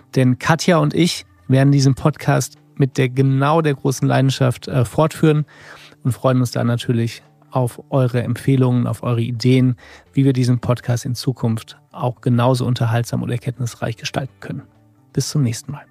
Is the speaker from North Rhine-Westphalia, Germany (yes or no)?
yes; near Rheinberg, North Rhine-Westphalia, Germany; in meiner Heimat in der Nähe von Rheinberg